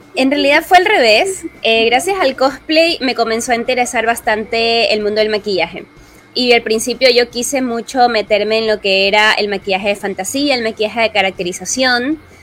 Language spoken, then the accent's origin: Spanish; Guayaquil, Guayas, Ecuador; soy cosplayer de Guayaquil, Ecuador